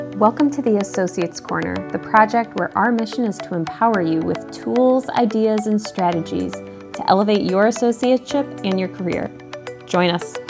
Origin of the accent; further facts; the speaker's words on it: Midwest, United States; I'm from the Midwest